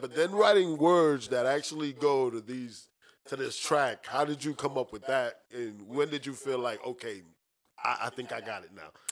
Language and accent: English; New York City, New York, United States; now in Orlando, United States; When we were growing up in New York City, we used to live on the fifth floor.